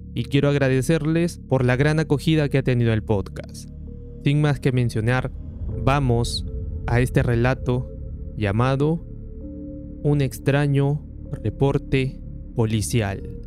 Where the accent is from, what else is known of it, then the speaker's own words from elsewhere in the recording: Peru; quienes somos de Perú